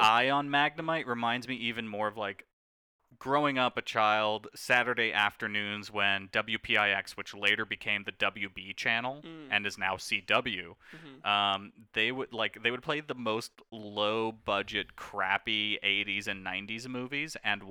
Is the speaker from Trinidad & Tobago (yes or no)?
yes; Trinidad & Tobago; I am from Trinidad. I'm a man of Indian descent.